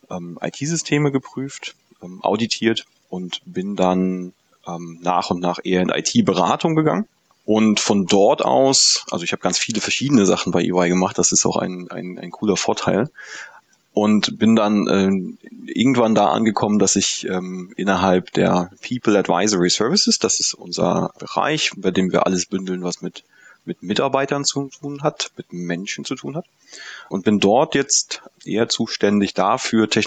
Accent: Mecklenburg-Vorpommern, Germany; moved away as an adult; Ursprünglich komme ich aus der Nähe von Usedom, also ganz vom Land, ähm, und bin aber fürs Studium dann in die in den Süden Deutschlands gegangen, habe ein BA-Studium in Mannheim gemacht

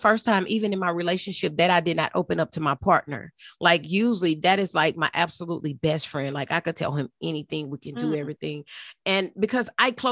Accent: Texas, United States; also born or lived in Houston, Texas; now in South Carolina, United States; I live in South Carolina, but I'm originally from Texas

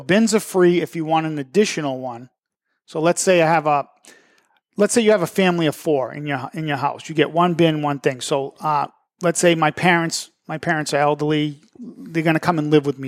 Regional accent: Methuen, Massachusetts, United States; Methuen, and I'm always coming on here saying my hometown

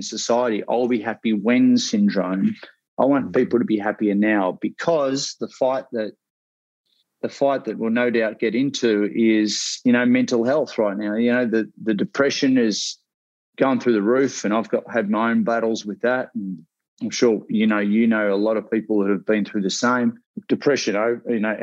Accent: Australia; accent: Australian; also born or lived in Ocean Grove, Victoria; my Australian accent

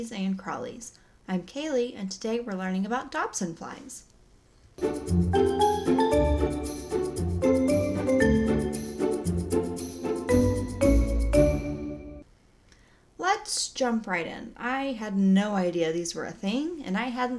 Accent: Oklahoma, United States; I'm from Oklahoma. We don't say most words correctly

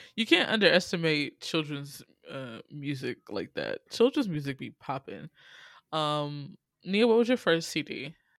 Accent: Atlanta, Georgia, United States; also born or lived in Illinois; I moved from Illinois, where there was little black folk with my family, and then I moved to Atlanta

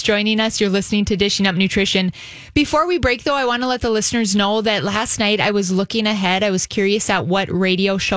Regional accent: North Dakota, United States; North Dakota did, which is my home state.

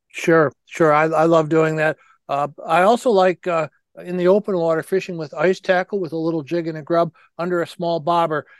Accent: United States; born or raised there

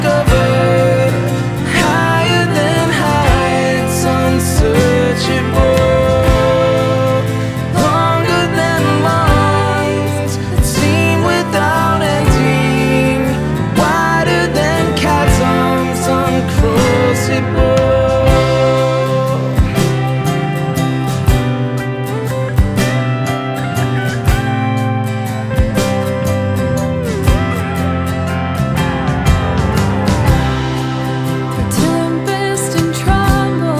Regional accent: Texas, United States; We're Texans

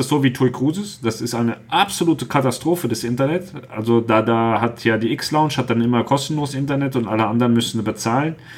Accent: Hesse, Germany; Wir kommen ja aus, aus Hessen

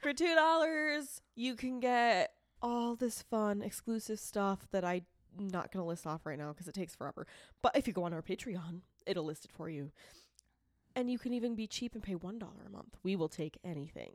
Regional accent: Boston, Massachusetts, United States; accent: Boston; also born or lived in Rochester, New York; I am a Bostonian that was born, born in New York

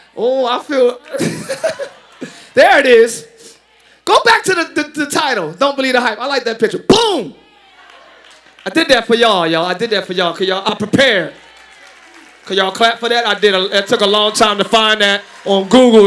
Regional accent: Philadelphia, Pennsylvania, United States; I'm from Philly

